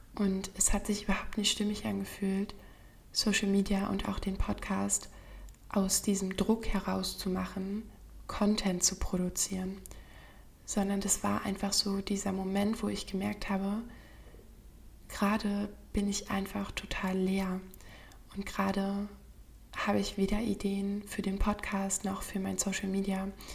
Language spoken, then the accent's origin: German; Berlin, Germany; von meiner Heimatstadt Berlin